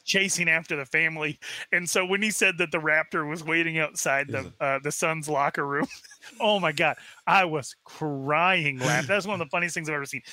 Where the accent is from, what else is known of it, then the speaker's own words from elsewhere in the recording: Arizona, United States; I was raised in Arizona, very far away from the reservation